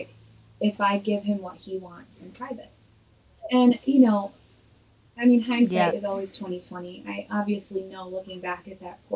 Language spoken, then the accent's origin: English; Illinois, United States; moved away as an adult; now in Nashville, United States; I'm originally from Illinois